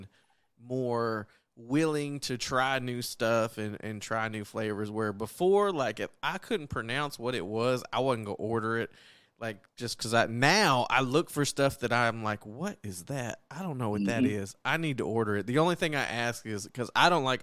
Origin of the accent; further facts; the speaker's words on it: Texas, United States; growing up in Texas